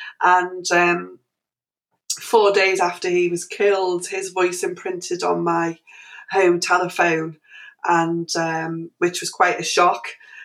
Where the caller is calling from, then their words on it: Liverpool, North West England, United Kingdom; I'm actually calling from Liverpool in England